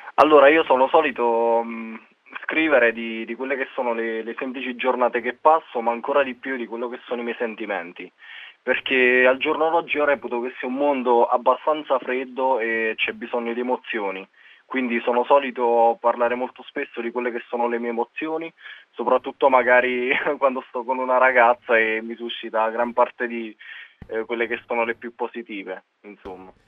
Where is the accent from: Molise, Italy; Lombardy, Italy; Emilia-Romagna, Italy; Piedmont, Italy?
Molise, Italy; Guardia Alfiera; Io sono di Guardia Alfiera e sto a 40 km da Campobasso